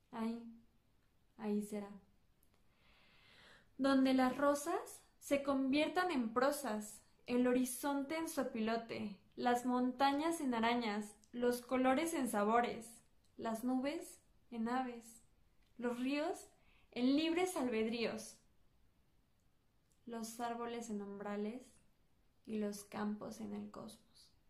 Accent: Mexico City, Mexico; yo soy originaria de la Ciudad de México

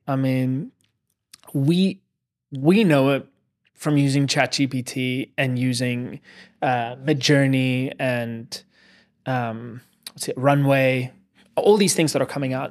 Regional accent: South Africa; moved away as an adult; now in New York City, United States; I grew up in South Africa

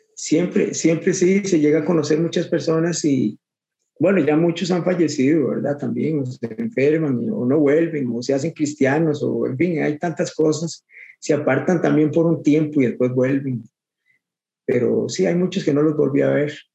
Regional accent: Guadalupe, San José, Costa Rica; toda mi vida, toda mi vida soy de aquí, de Guadalupe

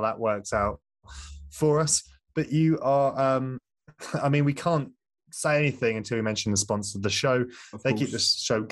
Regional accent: United Kingdom; I'm British

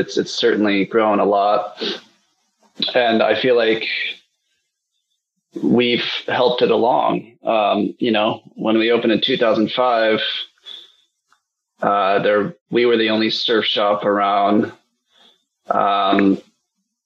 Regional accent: South Bend, Indiana, United States; also born or lived in Bay Area, California; I grew up in South Bend, Indiana

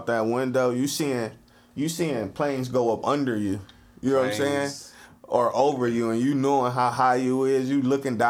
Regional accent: Ohio, United States; I'm from Ohio. I never really knew it was mountains.

